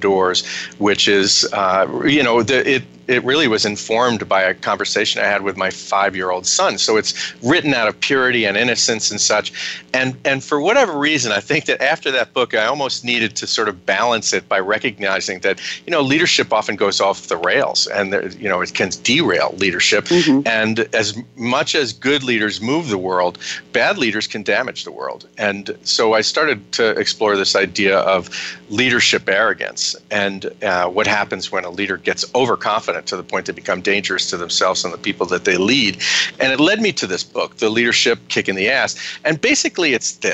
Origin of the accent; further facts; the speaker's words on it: United States; also born or lived in Ireland; I say it as both an American and an Irishman myself